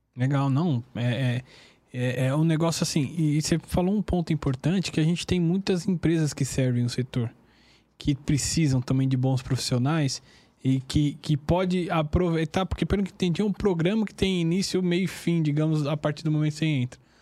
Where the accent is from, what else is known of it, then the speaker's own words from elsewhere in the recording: Taboão da Serra, São Paulo, Brazil; eu nasci, é, fui criado no, no Jardim Império Saara, é uma região periférica do, do Taboão da Serra